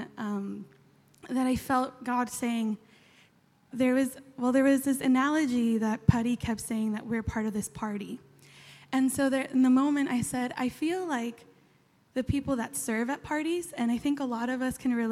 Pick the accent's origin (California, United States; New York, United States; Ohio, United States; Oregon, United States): California, United States; San Diego; moved away as an adult; also born or lived in Chile; now in Australia; I'm from San Diego, I'm from California, you can tell by the accent